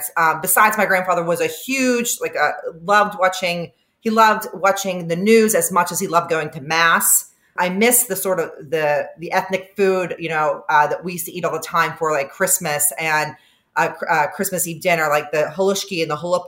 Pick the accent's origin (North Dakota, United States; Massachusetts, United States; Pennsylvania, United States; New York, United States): Pennsylvania, United States; Homer City; moved away; also born or lived in Maryland; my town where I grew up is very, very, I think, representative of the changes we've seen in blue collar areas throughout the country